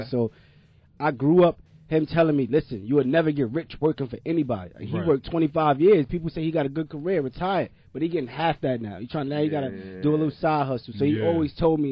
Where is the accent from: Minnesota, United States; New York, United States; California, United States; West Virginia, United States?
New York, United States; New York City; I'm coming from Brooklyn again